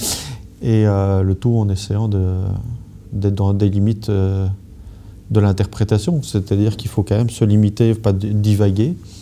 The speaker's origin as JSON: {"language": "French", "town": "Brussels", "region": "Brussels-Capital Region", "country": "Belgium", "said": "en tant que Belge, Et, et bruxellois"}